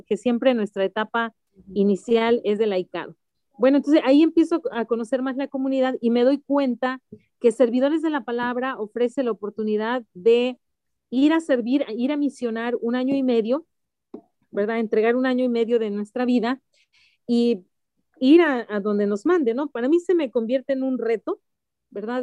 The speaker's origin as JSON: {"language": "Spanish", "region": "Mexico City", "country": "Mexico", "tie": "born or raised there", "said": "Yo soy de la Ciudad de México, originaria de la Ciudad de México"}